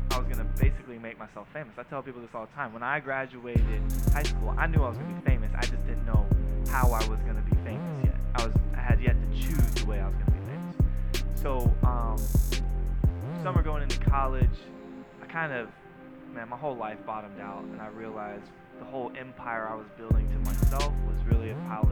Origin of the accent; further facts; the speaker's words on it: Jacksonville, Florida, United States; I grew up in Jacksonville, and if you can imagine going to a private school